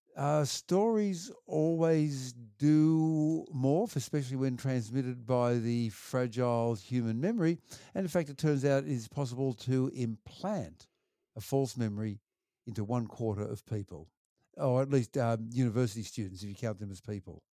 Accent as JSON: {"language": "English", "town": "Wollongong", "region": "New South Wales", "country": "Australia", "tie": "born or raised there", "said": "I grew up there in Wollongong and do, um, primary school and high school there"}